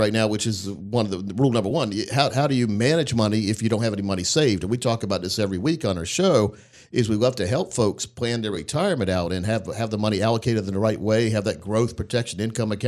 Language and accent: English; Scotland County, North Carolina, United States; I grew up in Scotland County, North Carolina